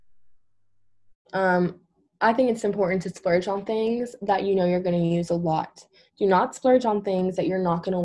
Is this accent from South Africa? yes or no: no; Louisville, Kentucky, United States; I'm from Louisville, an hour away.